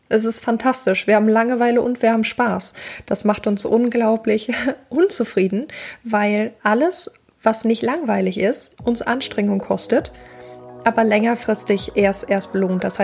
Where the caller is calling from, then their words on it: Cologne, North Rhine-Westphalia, Germany; Ich bin aus Köln zugeschaltet.